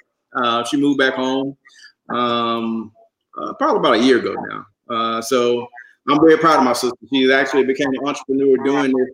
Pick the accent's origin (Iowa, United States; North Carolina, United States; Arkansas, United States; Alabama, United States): Alabama, United States; Birmingham; I was born here in Birmingham myself, and I grew up in every inner city neighborhood in Birmingham